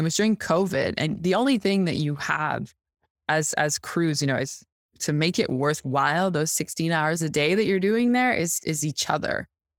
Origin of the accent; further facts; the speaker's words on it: Quebec City, Quebec, Canada; Well, I'm from Quebec City. So it's really like the most francophone part of Quebec. The reason I don't have the accent is my mom's actually an anglophone. My father's a francophone.